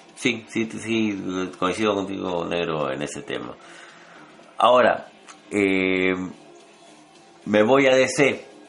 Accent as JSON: {"language": "Spanish", "country": "Peru", "said": "hablo como peruanos"}